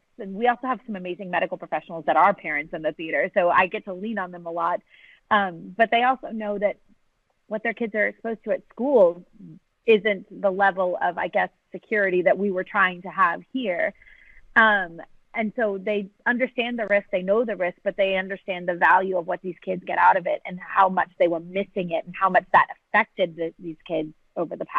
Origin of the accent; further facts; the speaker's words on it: San Antonio, Texas, United States; I grew up in San Antonio